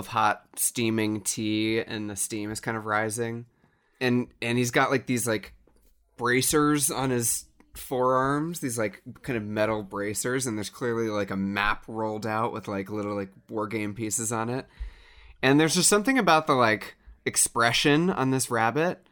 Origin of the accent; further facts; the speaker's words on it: United States; I am from the United States.